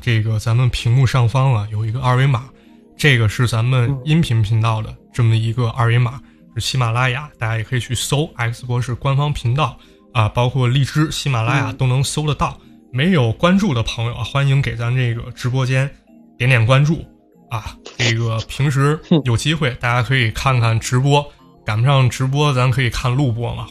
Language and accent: Chinese; northern China, China; 我也是北方人嘛